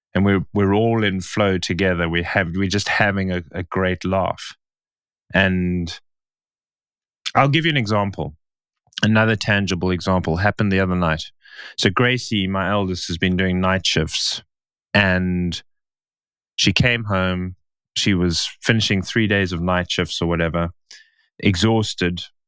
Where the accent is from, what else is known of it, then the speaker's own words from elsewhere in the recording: Stellenbosch, Western Cape, South Africa; in Stellenbosch, in my hometown